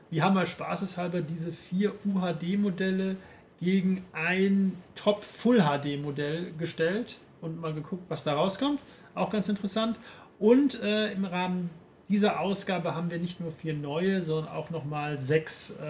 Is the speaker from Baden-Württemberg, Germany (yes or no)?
no; Paderborn, North Rhine-Westphalia, Germany; Ich habe den Film in meiner Heimatstadt Paderborn gesehen, ähm, während Weihnachten und Neujahr.